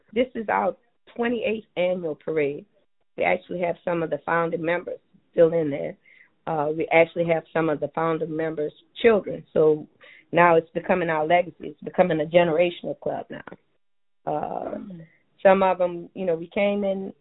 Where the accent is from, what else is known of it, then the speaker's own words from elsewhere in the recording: New Orleans, Louisiana, United States; born and raised in Treme